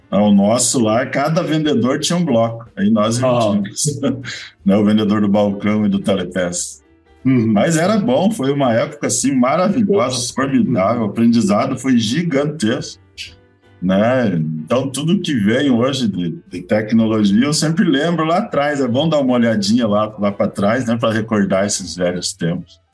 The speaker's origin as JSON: {"language": "Portuguese", "town": "Curitiba", "region": "Paraná", "country": "Brazil", "tie": "born or raised there", "said": "eu sou curitibano, mas o meu sangue é Catarina."}